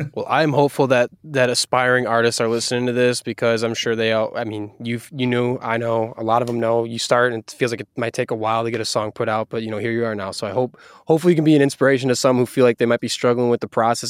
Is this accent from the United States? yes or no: yes; Wisconsin, United States; now in Seattle, United States; I'm from Wisconsin, I moved to Seattle